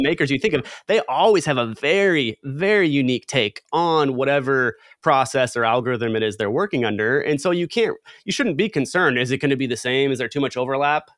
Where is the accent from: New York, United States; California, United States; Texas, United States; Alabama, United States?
California, United States; Southern; growing up in Southern California